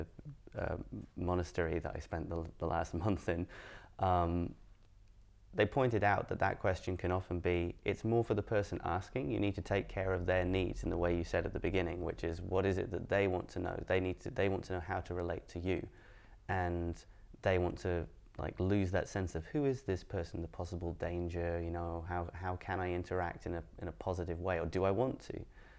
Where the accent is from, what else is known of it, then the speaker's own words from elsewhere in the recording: Edinburgh, Scotland, United Kingdom; I'm from Edinburgh, and then people go, yeah, where's your accent? Like, I got lost in the post. Like, as my family moved around a bunch, but Edinburgh's my home, and I grew up here.